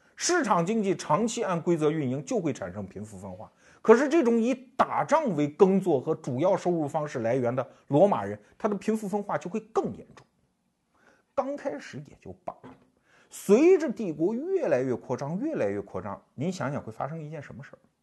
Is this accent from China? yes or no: yes; China; 我们中国人对这个情景很熟悉